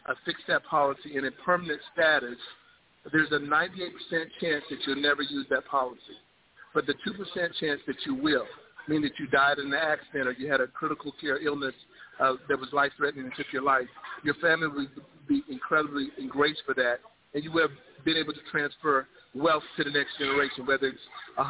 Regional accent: Miami, Florida, United States; moved away; also born or lived in South Carolina; I'm originally from Miami, Florida, moved to South Carolina, military service, 25 years of service

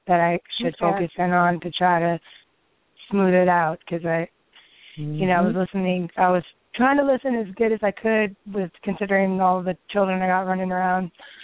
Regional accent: Honolulu, Hawaii, United States; I was born in Honolulu, Hawaii.

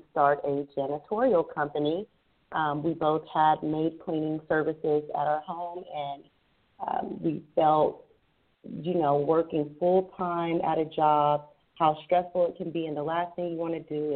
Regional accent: Rancho Cucamonga, California, United States; I'm from the Rancho Cucamonga area

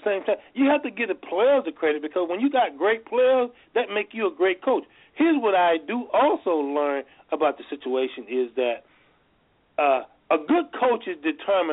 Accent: New Orleans, Louisiana, United States; my hometown people, who's what they call the Who Dat people

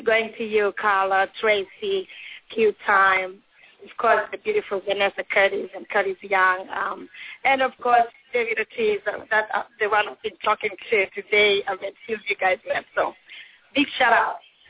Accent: Iceland; English is a second language; So when I called Carlos in Spanish that I'm from Iceland.

